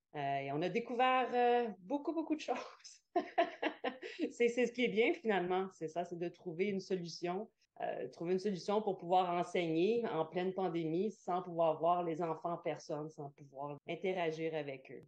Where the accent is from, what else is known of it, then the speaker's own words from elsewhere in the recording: Quebec, Canada; moved away; je viens du Québec